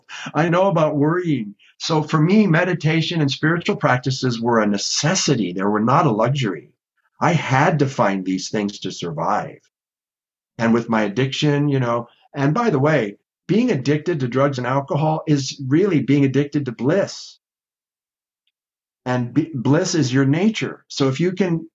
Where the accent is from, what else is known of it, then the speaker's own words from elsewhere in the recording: Los Angeles, California, United States; I grew up in LA, so I grew up body surfing in Malibu and Zuma and Santa Monica